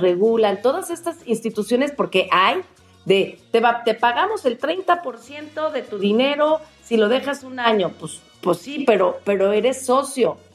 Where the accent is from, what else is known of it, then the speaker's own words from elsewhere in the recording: Mexico; como mexicanos